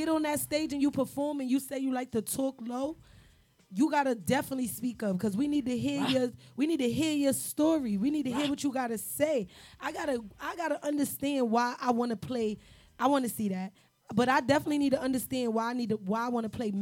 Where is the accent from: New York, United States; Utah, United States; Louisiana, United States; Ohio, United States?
New York, United States; New York City; also born or lived in New Jersey; We all from the city. I'm from Harlem.